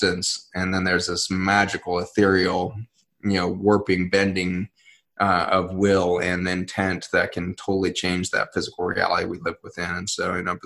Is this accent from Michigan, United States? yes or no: no; Colorado, United States; I was growing up in Colorado, which is, a huge Hispanic, group there.